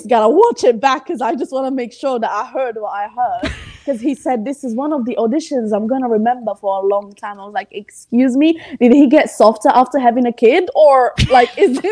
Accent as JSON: {"language": "English", "country": "Italy", "tie": "born or raised there", "second_language": "English", "moved": "as an adult", "lives_now": "United Kingdom", "said": "I was born in Italy and I lived in Italy"}